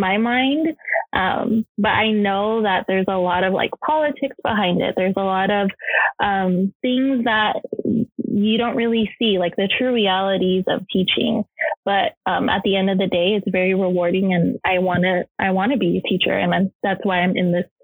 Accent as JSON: {"language": "English", "country": "Philippines", "said": "As a Filipino, the typical stereotypical thing, they wanted me to be a nurse. So my grandma was a nurse and my mom was a nurse"}